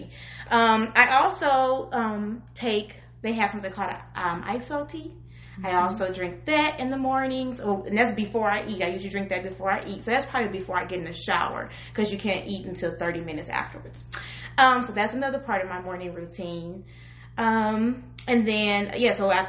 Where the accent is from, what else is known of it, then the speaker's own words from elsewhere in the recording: Collinsville, Illinois, United States; I am from Southern Illinois, more so around the Collinsville, East St. Louis area